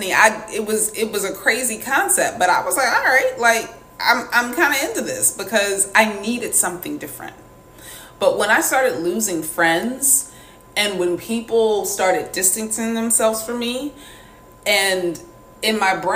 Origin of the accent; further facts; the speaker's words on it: the South, United States; I grew up in the South